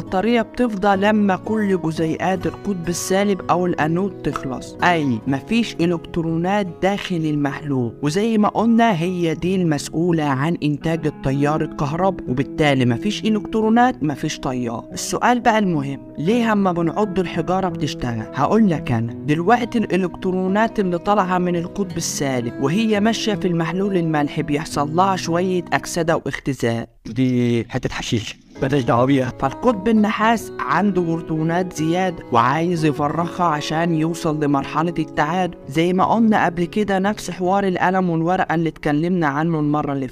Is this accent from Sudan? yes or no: no; Egypt; فانت كواحد مصري